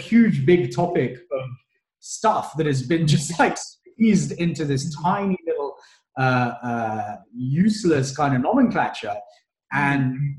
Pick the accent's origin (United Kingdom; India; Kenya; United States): Kenya; I'm from Kenya." And they'll look at me like, "What do you mean you're from Kenya? Like, are you crazy?" But I was born in Kenya, right?